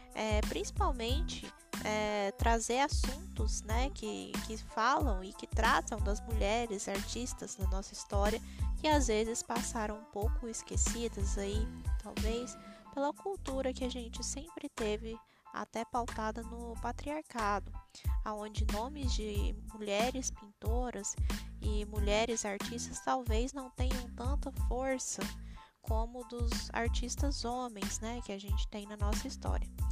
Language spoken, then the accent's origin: Portuguese; Itumbiara, Goiás, Brazil; now in Paranavaí, Brazil; Eu moro na cidade de Paranavaí, no estado do Paraná, mas sou goiana de Tumbiara, Goiás